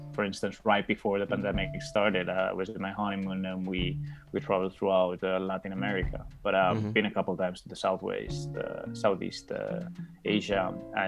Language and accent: English; Mérida, Extremadura, Spain; English is a second language; moved away as an adult; also born or lived in Madrid, Spain; now in Dublin, Ireland; I come from the west of Spain, a small town called Mérida, which is right next to the border with Portugal. That's where I was born and where I grew up until I went to Madrid to study the engineering degree